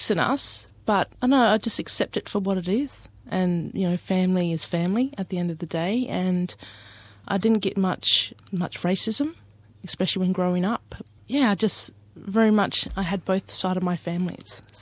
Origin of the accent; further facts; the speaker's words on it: Ceduna, South Australia, Australia; I'm originally from Ceduna, South Australia, and uh, my dad is Aboriginal Greek, and my mum's Aboriginal.